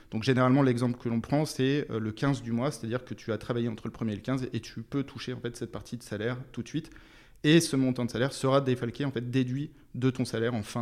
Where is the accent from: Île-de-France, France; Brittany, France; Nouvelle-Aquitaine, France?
Brittany, France; Alors d'abord, je suis breton. Je suis né en Bretagne, donc dans les.